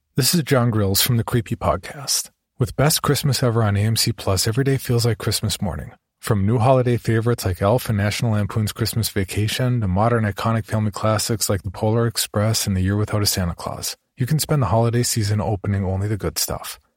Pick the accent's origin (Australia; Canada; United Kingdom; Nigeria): United Kingdom; England; an Englishman